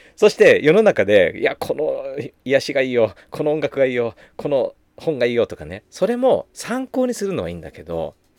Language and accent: Japanese; Takasaki, Gunma, Japan; also born or lived in Chiba; 私は出身が生まれは千葉なんだけど育ちが群馬ってね小学校の1年生終わってすぐ親の転勤で群馬の高崎に越してで小学2年から高3までずっと高崎いたのでもうどっちかっていうとふるさとは高崎みたいな群馬県なんだよね